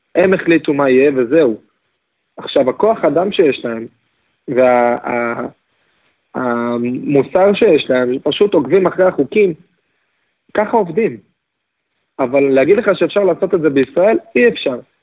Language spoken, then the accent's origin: Hebrew; Israel; לנו כישראלים